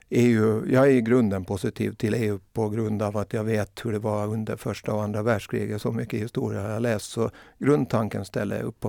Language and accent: Swedish; Åland Islands; jag är nog ålänning